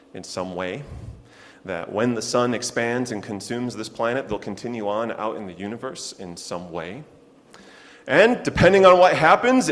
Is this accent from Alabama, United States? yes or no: no; Chicago, Illinois, United States; now in Lexington, United States; my hometown of Chicago